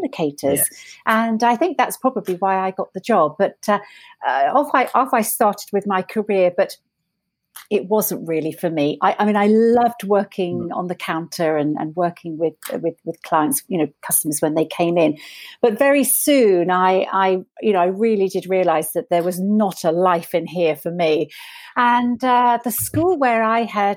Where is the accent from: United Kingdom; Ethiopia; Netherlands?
United Kingdom; Isle of Wight, South East England; a little girl growing up on the Isle of Wight